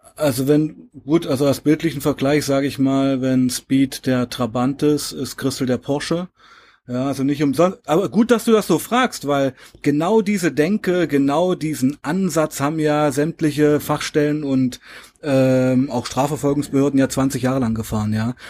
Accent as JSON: {"language": "German", "town": "Weißenfels", "region": "Saxony-Anhalt", "country": "Germany", "tie": "born or raised there", "said": "1977 in Weißenfels geboren, in Sachsen-Anhalt"}